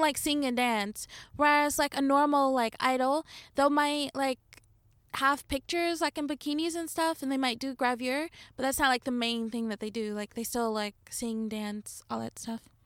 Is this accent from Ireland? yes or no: no; Detroit, Michigan, United States; moved away as an adult; now in Japan; growing up in Detroit, where it's, like, all black, moving to, like, the suburbs